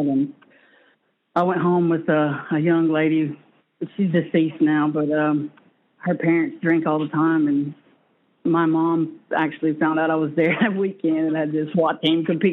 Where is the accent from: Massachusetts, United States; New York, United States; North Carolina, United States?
North Carolina, United States; Birdtown; I'm from the Birdtown community, Cherokee Indian Reservation, Paula boundary